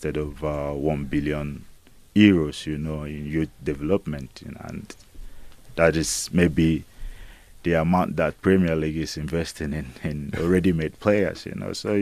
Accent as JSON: {"language": "English", "country": "Nigeria", "said": "I don't see myself, you know, as just Nigerian"}